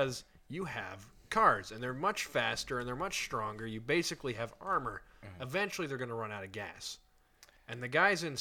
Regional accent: Indiana, United States; also born or lived in Ohio; I was born in Indiana

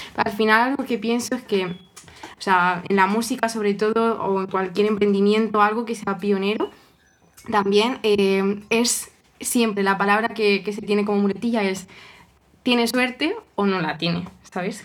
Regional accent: Toledo, Castilla-La Mancha, Spain; yo soy de Toledo, soy toledana

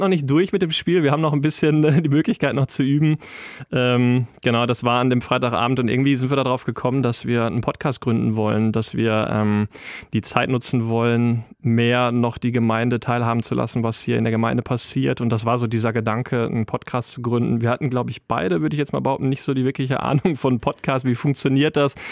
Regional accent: Wetter, Germany; komme gebürtig aus Wetter

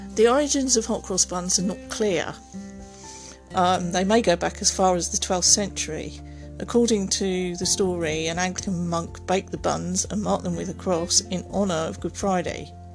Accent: England, United Kingdom; We as English, you know, are deeply superstitious

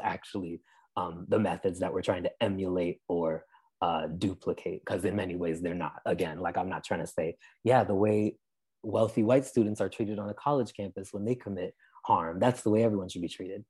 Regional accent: Amherst, Massachusetts, United States; I'm originally from Amherst, Massachusetts. Um, that's where I spent most of my young life

